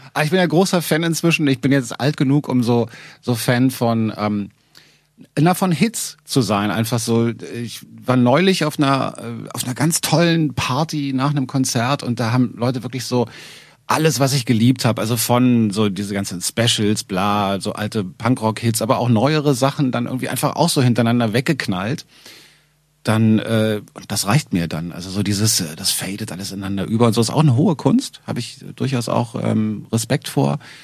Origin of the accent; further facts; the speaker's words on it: Berlin, Germany; eine Sendung mit zwei Westberlinern